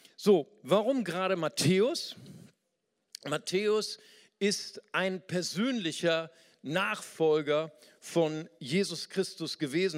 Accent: Germany; als richtiger Deutscher

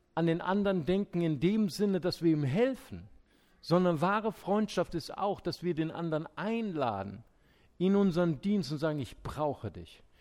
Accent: Germany; wir Deutschen

